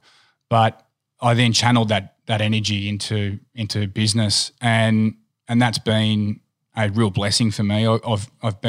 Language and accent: English; country Victoria, Australia; also born or lived in Tennant Creek, Northern Territory; we actually grew up on an abattoir, on a cattle station in a place called Tennant Creek in Northern Territory, which isn't the most wonderful place to visit. We then moved to the country, to country Victoria